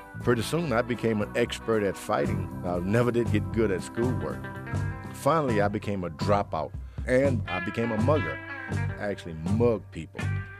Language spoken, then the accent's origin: English; Houston, Texas, United States; I grew up in Houston, Texas, in the Fifth Ward area.